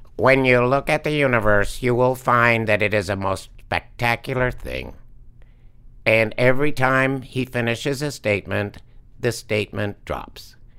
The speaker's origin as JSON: {"language": "English", "town": "Halifax", "region": "Nova Scotia", "country": "Canada", "tie": "born or raised there", "moved": "yes", "said": "Neptune Theater, which is my hometown theater"}